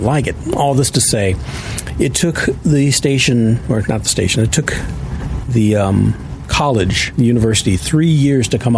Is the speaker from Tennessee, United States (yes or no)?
no; Cleveland, Ohio, United States; moved away as an adult; also born or lived in St. Louis, Missouri; now in Kansas City, United States; I'm from Cleveland, Ohio. I'm from the east side in the Glenville area